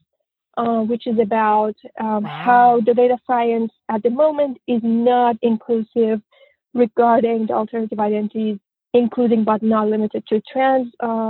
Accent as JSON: {"language": "English", "country": "Iran", "tie": "born or raised there", "moved": "as an adult", "lives_now": "United States", "said": "I grew up in Iran until the age of 25"}